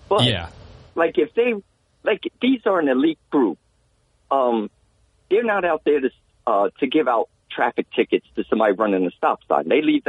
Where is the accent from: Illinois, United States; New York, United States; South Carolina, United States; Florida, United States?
New York, United States; Bronx; I'm originally from the Bronx, so I remember when Giuliani came in, he merged housing, transit, you know, with NYPD, they all became one.